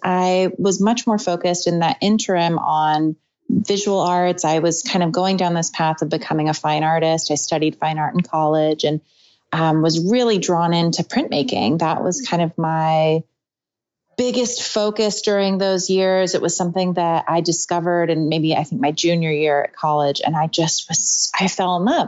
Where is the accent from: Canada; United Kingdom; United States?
United States; Portland, Oregon; also born or lived in Santa Cruz; I moved back to my hometown in Portland